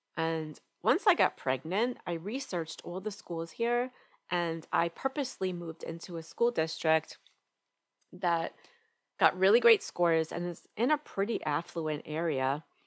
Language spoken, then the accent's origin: English; New York, United States; now in Atlanta, United States; I'm originally from New York and right now we live right outside Atlanta, Georgia